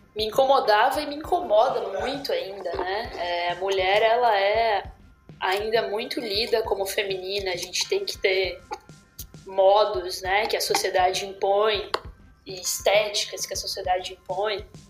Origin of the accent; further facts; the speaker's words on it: Brazil; moved away; eu sou brasileira